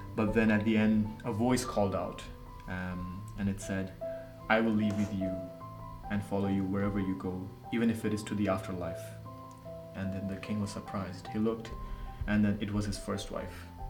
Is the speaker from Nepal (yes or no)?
yes; Nepal; moved away; from Nepal.